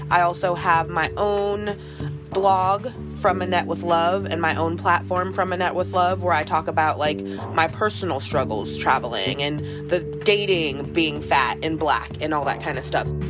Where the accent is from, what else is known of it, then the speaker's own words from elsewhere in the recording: California, United States; I'm from California